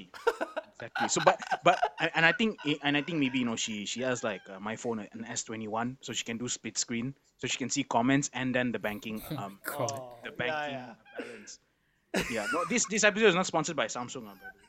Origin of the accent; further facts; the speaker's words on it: Sabah, Malaysia; I'm from Sabah.